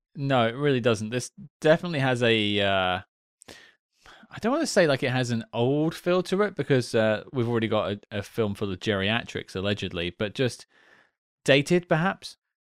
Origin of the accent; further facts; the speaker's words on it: United Kingdom; as a British guy myself